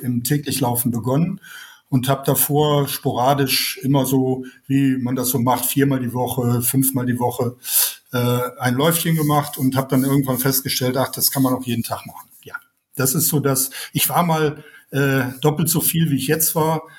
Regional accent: Germany; Ich bin aus dem Nachbarland, aus äh, Deutschland

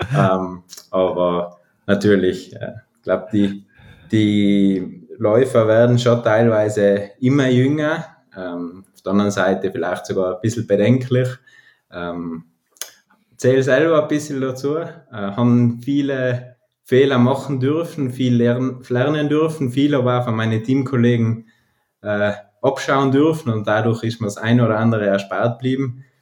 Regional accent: Ahrntal, South Tyrol, Trentino-Alto Adige, Italy; also born or lived in Bruneck; now in Telfes, Italy; ich aus dem Ahrental komme in Südtirol

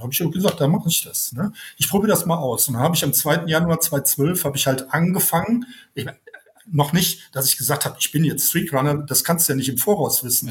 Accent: Germany; Ich bin aus dem Nachbarland, aus äh, Deutschland

